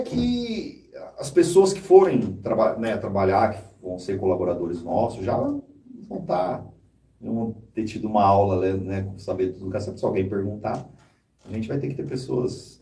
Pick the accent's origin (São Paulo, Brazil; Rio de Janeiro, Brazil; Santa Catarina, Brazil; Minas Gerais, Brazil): São Paulo, Brazil; José Bonifácio; now in São Paulo, Brazil; Eu vim de José Bonifácio, então eu cresci ouvindo muito música sertanejo